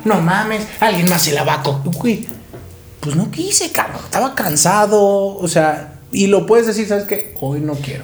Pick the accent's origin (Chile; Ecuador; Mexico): Mexico; San Luis Potosí; moved away as an adult; now in Mexico City, Mexico; me fui de San Luis, ¿no? De donde soy